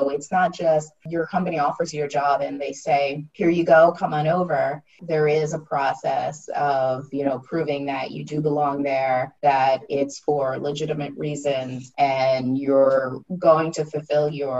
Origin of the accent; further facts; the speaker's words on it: United States; moved away as an adult; now in France; I'm American and I have a different way of working